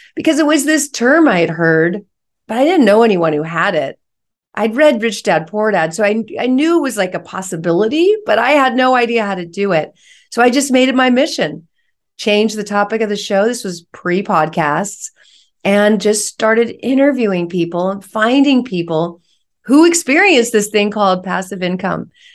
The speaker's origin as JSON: {"language": "English", "area": "San Francisco Bay Area", "region": "California", "country": "United States", "said": "I'm from the San Francisco Bay Area"}